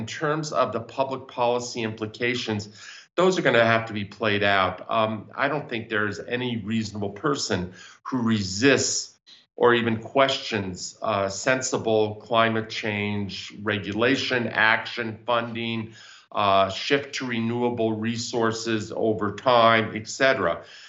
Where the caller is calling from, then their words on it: Denver, Colorado, United States; Yes, I am coming from Denver.